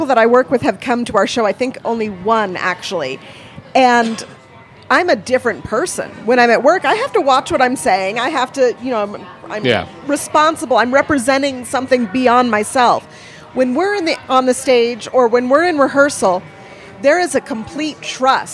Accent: South Bay, San Francisco Bay Area, California, United States; also born or lived in Milpitas / San Leandro / Hayward; now in Prescott, United States; I grew up in the South Bay

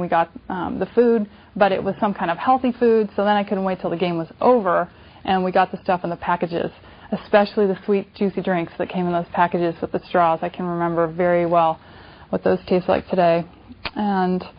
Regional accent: California, United States; when I was a kid growing up in California, being a little bit overweight

